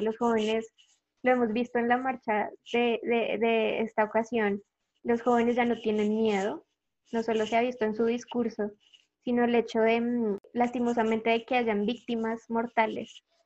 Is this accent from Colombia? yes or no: yes; Colombia